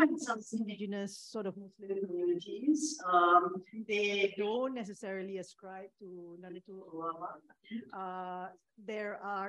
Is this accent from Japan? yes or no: yes; Japan; Because I'm from Japan.